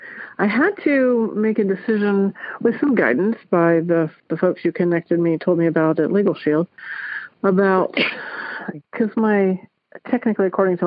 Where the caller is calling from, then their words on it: Dayton, Ohio, United States; I am calling from Dayton, Ohio.